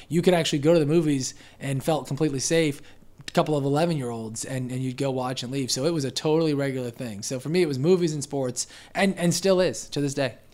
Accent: Pensacola, Florida, United States; also born or lived in Denver, Colorado / Westminster, Colorado; I was four, and I've been here ever since. So, no, I wasn't born here, but, you know, I went to preschool, elementary, middle, high, college from U W F, uh, and, and P S E, as a matter of fact. So, yeah, I'm, I'm essentially from here

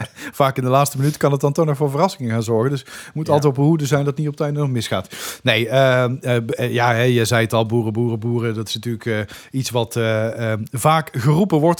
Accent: Dongen, North Brabant, Netherlands; moved away; het dorp Dongen waar ik vandaan kom

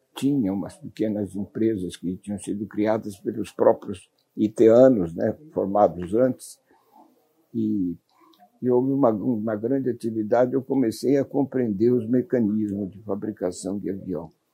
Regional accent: Bauru, São Paulo, Brazil; a minha terra natal, Bauru, o único emprego disponível que nós podíamos identificar nos nossos 13, 14 anos era ser ferroviário.

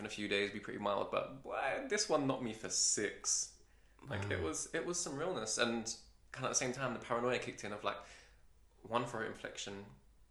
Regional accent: London, United Kingdom; I'm a Londoner, so we don't really speak properly as it is

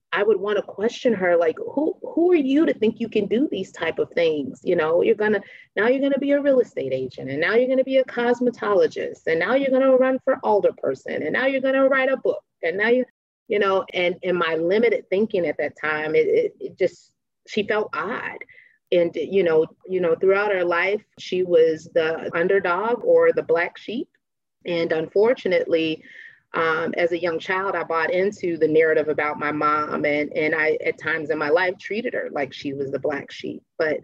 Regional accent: Chicago, Illinois, United States; Oh, Chicago was just, for me, it was just awesome, an awesome opportunity to explore.

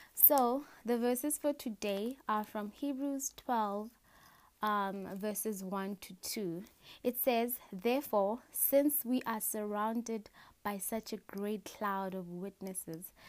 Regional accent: Matangwani, Botswana; I'm a girl from Africa. In Africa, there's a country called Botswana, just above South Africa on the map. And in Botswana, I am from Matangwani. That is um, a, a village, sorry, that is a village in Botswana and the tribe that stays there, we are called Kalanga

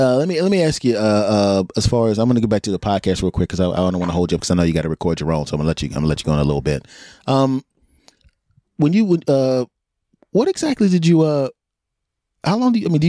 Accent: Philadelphia, Pennsylvania, United States; moved away; I'm originally from Philadelphia

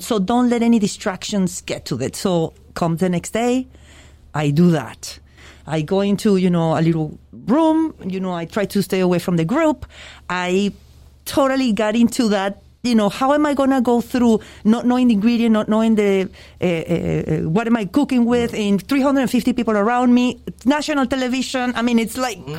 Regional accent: Venezuela; moved away as an adult; now in Miami, United States; I was born in Venezuela and I moved uh, to this country very young, 20, 19, 20 years old.

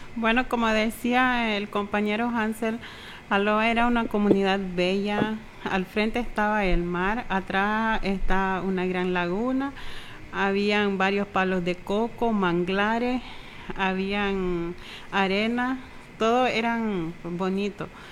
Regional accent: Haulover, South Caribbean Coast Autonomous Region, Nicaragua; yo soy de halover Yo soy de halover

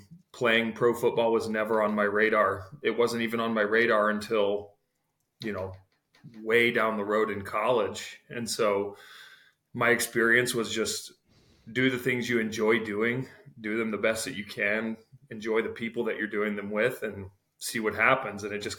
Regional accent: Eureka, Illinois, United States; as a kid growing up in Eureka, like your eyes are kind of always like

